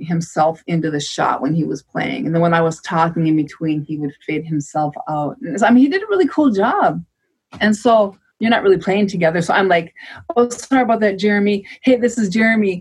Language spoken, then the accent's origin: English; Cass Lake, Minnesota, United States; I was born and raised in Cass Lake and lived most of my life on Leech Lake Reservation